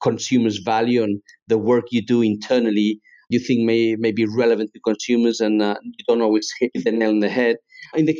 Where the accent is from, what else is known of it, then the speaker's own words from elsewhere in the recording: Spain; also born or lived in England; I'm half English, half Spanish. So I was brought up in Spain. That's where my father's from. I was born in England